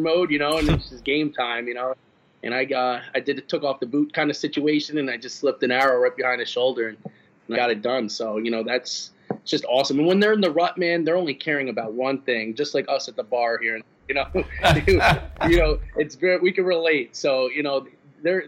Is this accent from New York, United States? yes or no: yes; New York, United States; I'm from New York